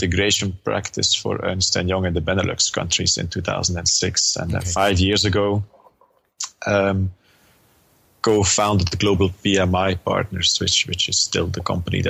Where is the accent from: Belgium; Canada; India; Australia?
Belgium; Flemish region, Flanders; first language Dutch; English is a second language; also born or lived in New York / Manchester / Detroit; now in Ghent, Belgium; I'm country-wise, a Belgian.